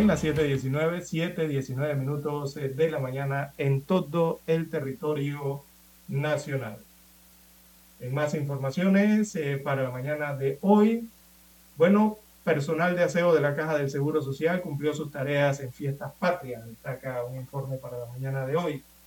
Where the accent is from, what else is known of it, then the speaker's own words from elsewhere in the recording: Panama; yo soy de aquí, yo soy de Panamá